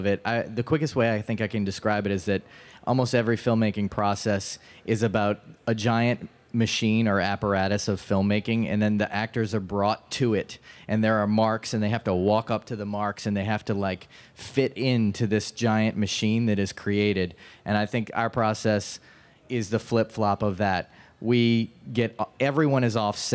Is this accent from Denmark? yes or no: no; New Orleans, Louisiana, United States; Mark and I came from just regular dudes growing up in New Orleans.